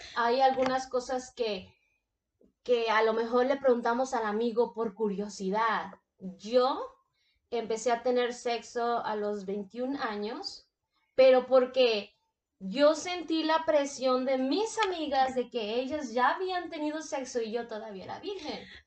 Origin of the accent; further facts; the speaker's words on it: Mexico; yo soy de México. Mis papás son de México